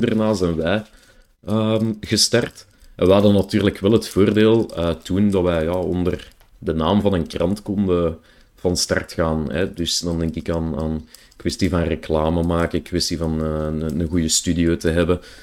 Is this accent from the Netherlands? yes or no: no; Brussels, Brussels-Capital Region, Belgium; accent: Brussels; ik heb mijn accent niet mee, ik krijg daar ook geregeld een beetje eh, commentaar op, op mijn, mijn Brusselse air of mijn Brusselse